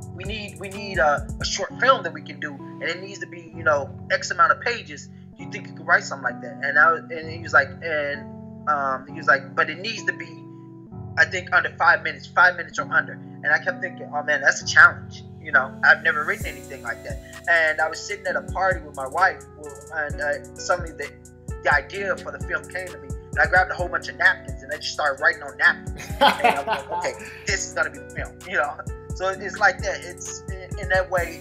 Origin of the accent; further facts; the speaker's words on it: Chicago, Illinois, United States; so I'm from originally from Chicago. Um, I live outside Chicago right now.